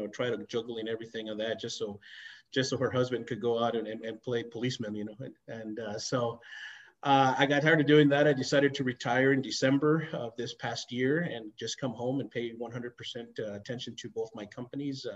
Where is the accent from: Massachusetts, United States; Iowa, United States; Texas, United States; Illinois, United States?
Texas, United States; El Paso; I was born and raised in El Paso, Texas, spent the majority of my life here